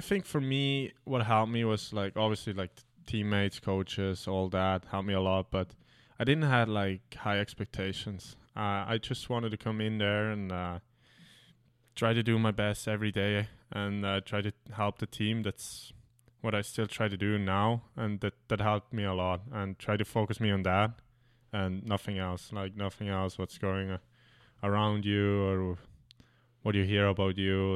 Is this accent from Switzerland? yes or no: yes; Switzerland; now in North America; where I grew up like in Switzerland